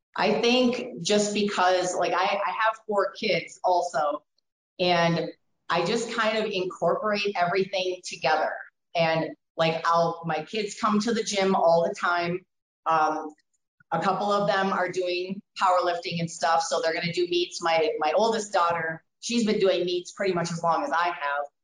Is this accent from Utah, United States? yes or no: no; Wisconsin, United States; moved away as an adult; now in Colorado, United States; I came from Wisconsin